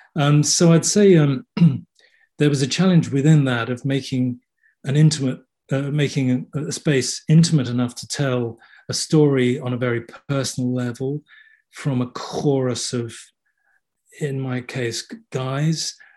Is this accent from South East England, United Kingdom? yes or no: yes; Kent, South East England, United Kingdom; I was born in England, and um, brought up in Kent, which is about thirty miles out of London. So I'm a southerner